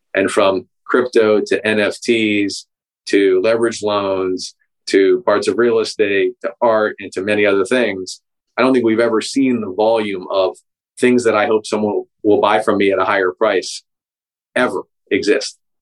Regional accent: Pittsburgh, Pennsylvania, United States; my hometown in Pittsburgh

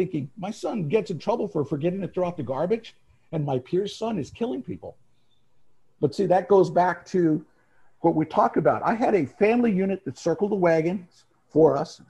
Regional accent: Phoenix, Arizona, United States; I grew up in Phoenix

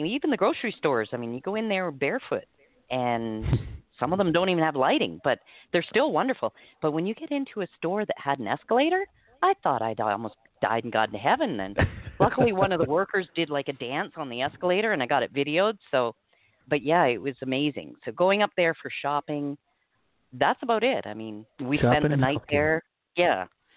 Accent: Canada; moved away as an adult; now in Belize; we're Canadian

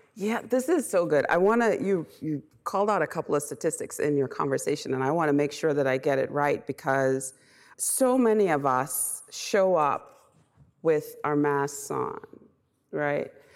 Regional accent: Bahamas; moved away; I'm originally from the Bahamas, so I'm an immigrant.

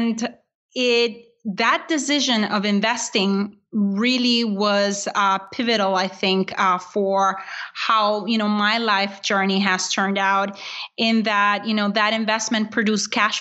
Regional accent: Honduras; now in United States; I was born in Honduras

